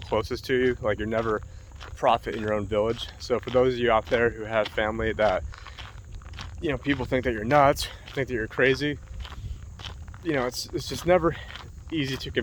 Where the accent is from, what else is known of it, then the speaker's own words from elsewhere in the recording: near Warners, New York, United States; Greetings from the Erie Canal in Warners, New York right now, which is not too far away from my hometown.